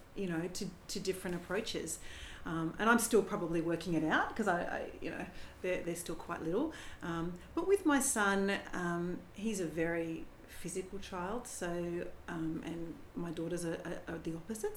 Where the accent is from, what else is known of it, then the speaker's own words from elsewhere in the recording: Canberra, Australian Capital Territory, Australia; now in Sydney, Australia; we're, we're both from Canberra, Nathan and I, so we don't have any family at all in Sydney.